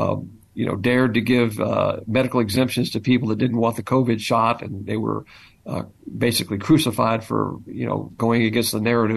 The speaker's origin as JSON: {"language": "English", "region": "the American South", "country": "United States", "said": "I'm a Southerner, so my Southern heritage is very important to me"}